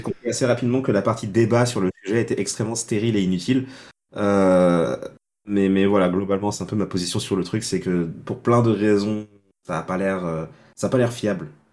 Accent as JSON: {"language": "French", "country": "Senegal", "tie": "born or raised there", "moved": "as an adult", "lives_now": "Montpellier, France", "said": "je suis né au Sénégal"}